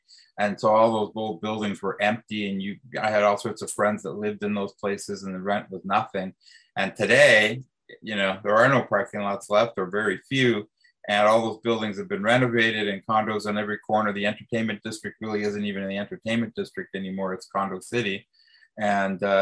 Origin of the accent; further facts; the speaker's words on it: Toronto, Ontario, Canada; I grew up in Willowdale, and I fled downtown as quickly as I could